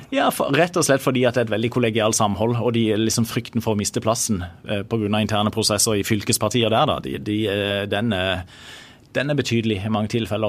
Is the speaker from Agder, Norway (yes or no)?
yes; Søgne, Agder, Norway; kommer jeg fra Søgne